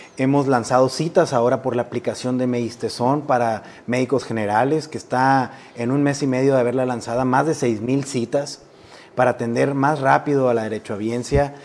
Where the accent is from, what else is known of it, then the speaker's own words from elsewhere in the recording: Sonora, Mexico; moved away as an adult; me regresó a mi tierra